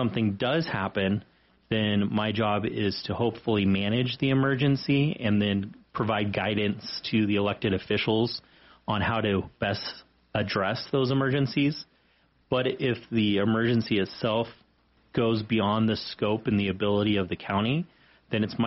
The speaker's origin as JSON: {"language": "English", "town": "Redlands", "region": "California", "country": "United States", "tie": "born or raised there", "also_born_or_lived": "Texas / Wyoming", "moved": "as an adult", "lives_now": "Sheridan, United States", "said": "I was born in Texas, but grew up in Redlands, California, and graduated from school there"}